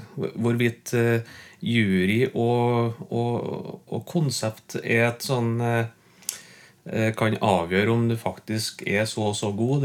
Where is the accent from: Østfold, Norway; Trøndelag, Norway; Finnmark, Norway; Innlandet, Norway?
Trøndelag, Norway; Ler; also born or lived in Byneset; er jeg oppvokst på Ler i Gauldalen